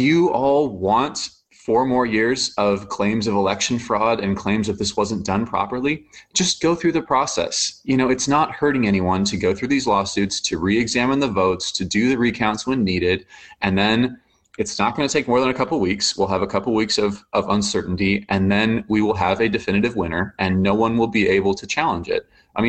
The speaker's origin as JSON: {"language": "English", "country": "United States", "said": "as an American"}